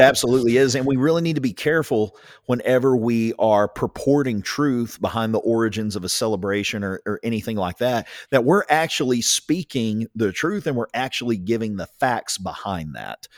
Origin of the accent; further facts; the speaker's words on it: Ringling, Oklahoma, United States; down here in southern Oklahoma, growing up in Ringling, America